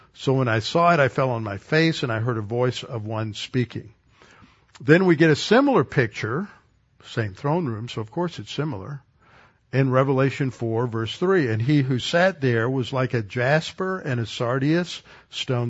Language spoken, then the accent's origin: English; Texas, United States; as a Texan